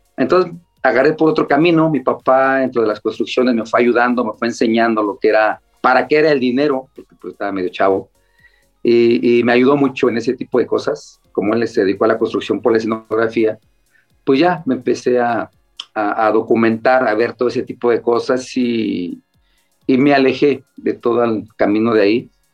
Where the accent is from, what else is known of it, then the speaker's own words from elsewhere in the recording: Mexico City, Mexico; yo soy de Iztacalco, de los picos Iztacalco, allá en la Ciudad de México. Eh, diario nos teníamos que pelear dos o tres veces en la escuela